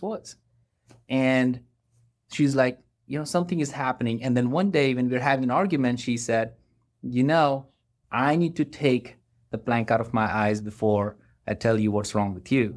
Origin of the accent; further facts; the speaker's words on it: India; moved away as an adult; now in Atlanta, United States; I grew up in India